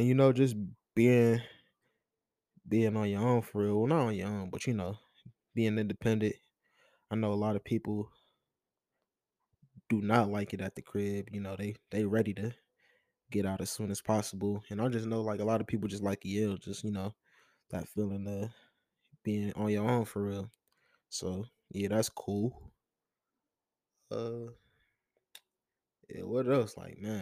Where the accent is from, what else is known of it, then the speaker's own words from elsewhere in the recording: Detroit, Michigan, United States; growing up in Detroit, you kind of see the ruins of, like, the old riots